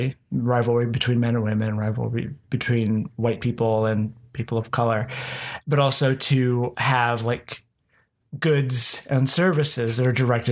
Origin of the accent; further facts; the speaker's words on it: Oklahoma, United States; because I grew up here in Oklahoma and mm-hmm. Christianity dominates. And even as somebody who was nominally atheist